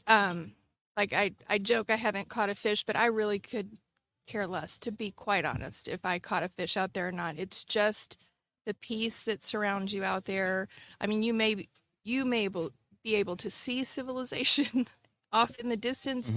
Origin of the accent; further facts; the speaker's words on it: Bay City, Texas, United States; moved away as an adult; also born or lived in Panama / England / Nebraska; I grew up in Bay City, so right here in Matagorda